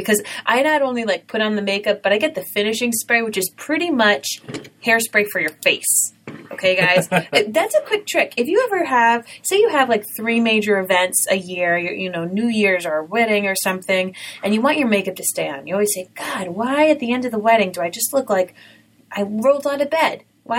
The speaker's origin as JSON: {"language": "English", "region": "Rhode Island", "country": "United States", "accent": "Rhode Island", "said": "I had a Rhode Island accent and I really tried to work on it."}